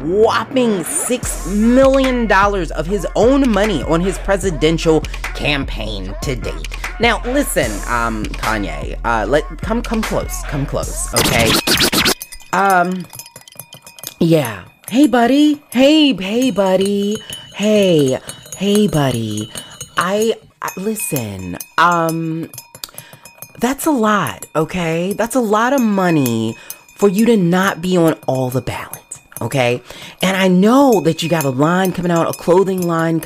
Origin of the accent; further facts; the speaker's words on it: Baltimore County, Maryland, United States; I was born in Baltimore City, okay, and raised and bred in Baltimore County